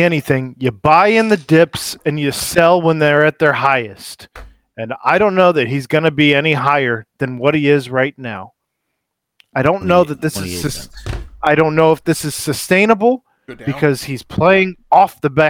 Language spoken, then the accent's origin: English; United States; because I am American.